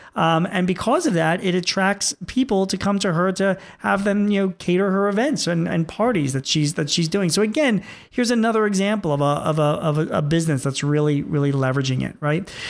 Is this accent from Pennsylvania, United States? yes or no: yes; Philadelphia, Pennsylvania, United States; my hometown of Philadelphia